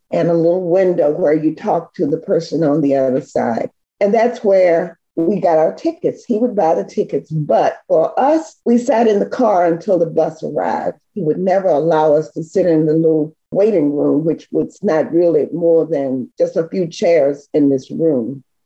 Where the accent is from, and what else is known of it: South Hill, Virginia, United States; born or raised there; also born or lived in Martinsville, Virginia